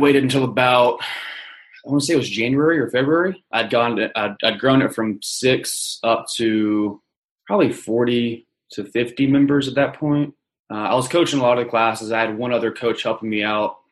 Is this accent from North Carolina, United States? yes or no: yes; Charlotte, North Carolina, United States; I'm from Charlotte, North Carolina